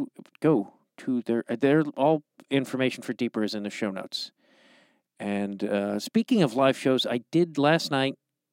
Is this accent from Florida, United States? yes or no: no; Chicago, Illinois, United States; I'm from Chicago